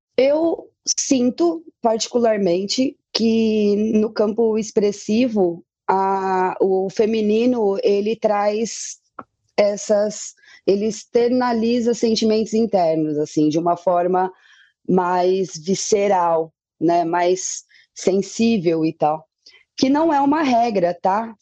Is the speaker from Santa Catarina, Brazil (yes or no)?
no; Tupã, São Paulo, Brazil; now in São Paulo, Brazil; eu sou natural de Tupã e aí quando mudei para São Paulo